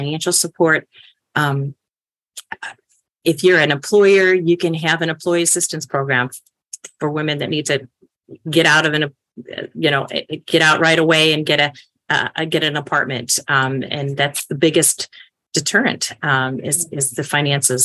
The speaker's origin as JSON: {"language": "English", "town": "Chicago", "region": "Illinois", "country": "United States", "said": "I'm from Chicago"}